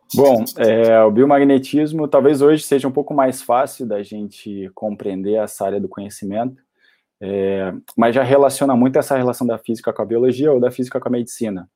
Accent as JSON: {"language": "Portuguese", "town": "Curitiba", "region": "Paraná", "country": "Brazil", "tie": "born or raised there", "also_born_or_lived": "Florianópolis", "moved": "as an adult", "said": "eu cresci em Curitiba e fui fazer a faculdade e me formar em Florianópolis"}